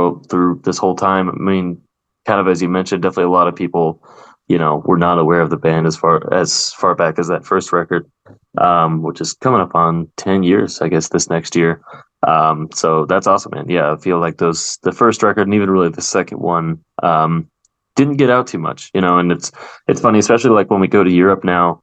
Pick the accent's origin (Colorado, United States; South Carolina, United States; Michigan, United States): Colorado, United States; American West; the region where we're from, being the American West